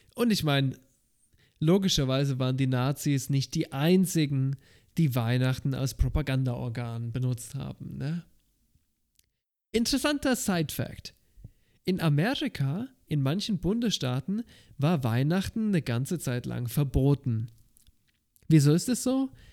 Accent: Germany; Bei uns in Deutschland

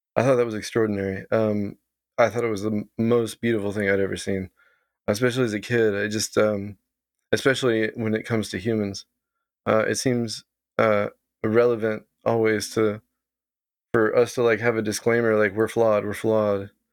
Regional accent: Texas, United States; moved away as an adult; now in Vancouver, Canada; I grew up in Texas

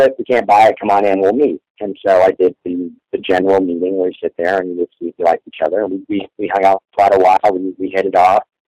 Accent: Orlando, Florida, United States; I grew up in Orlando

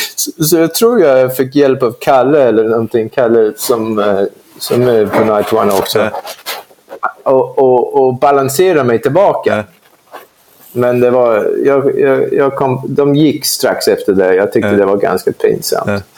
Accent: London, United Kingdom; Swedish is a second language; also born or lived in Kumla, Sweden; now in Sweden; det är den delen av London jag kommer ifrån

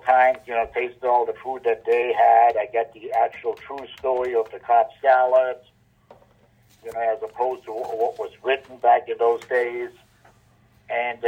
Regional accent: Germany; now in United States; as I was growing up in Germany

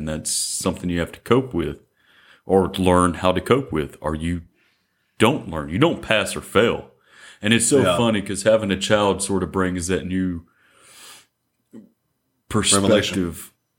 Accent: Mississippi, United States; And it definitely doesn't happen for us growing up in Central Mississippi.

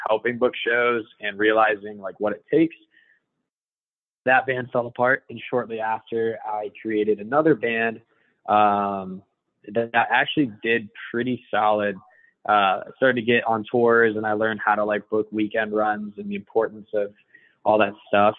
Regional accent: Iowa, United States; also born or lived in California / Colorado; now in Jacksonville, United States; from Iowa, of all places, it exists

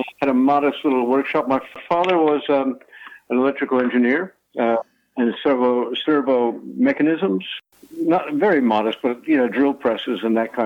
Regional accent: Huntington, New York, United States; moved away as an adult; now in Bungendore, Australia; where I grew up in Huntington, Long Island, which is about 35 miles from New York City, on the North Shore

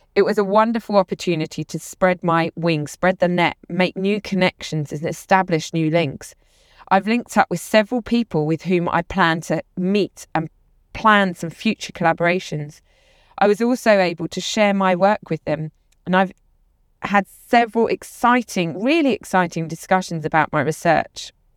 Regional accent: London, United Kingdom; The lab also welcomed me to Austin as a Londoner

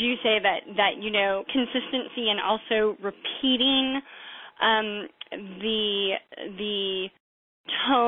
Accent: San Antonio, Texas, United States; my hometown of San Antonio

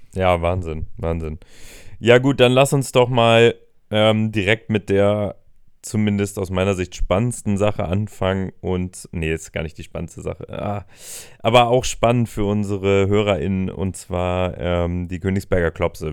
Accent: Hamburg, Germany; wir als Hamburger

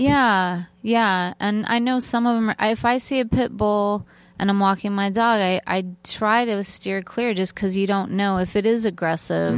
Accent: Torrance, California, United States; I grew up in Torrance, California

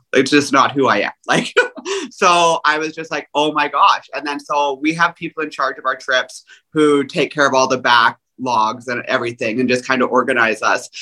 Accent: Canada; I'm Canadian

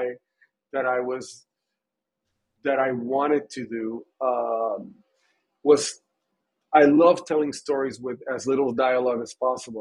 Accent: Puerto Rico; growing up in Puerto Rico

